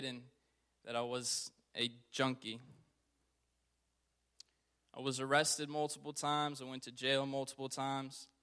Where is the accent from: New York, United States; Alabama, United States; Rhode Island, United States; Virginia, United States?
Virginia, United States; Richmond; Born and raised in Richmond, Virginia